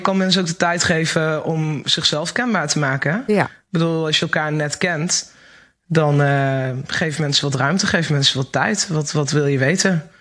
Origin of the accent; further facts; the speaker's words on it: Achterhoek, Gelderland, Netherlands; Ik kom uit de Achterhoek